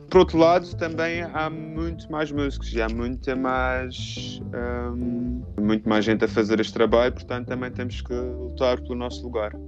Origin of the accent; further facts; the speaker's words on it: Camacha, Madeira, Portugal; now in Berlin, Germany; sou da Camacha